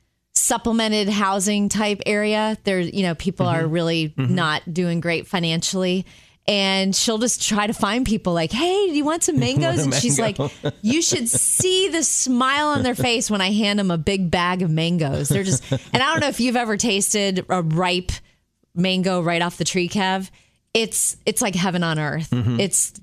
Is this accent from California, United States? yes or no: no; Jupiter, Florida, United States; moved away; we grew up in Jupiter, Florida. That's where my mom still lives, in the house I grew up in.